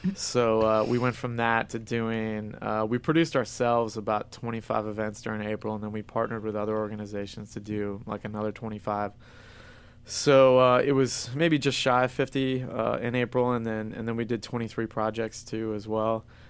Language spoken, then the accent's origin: English; South Florida, United States; now in Miami, United States; I grew up in South Florida, but, but not from Miami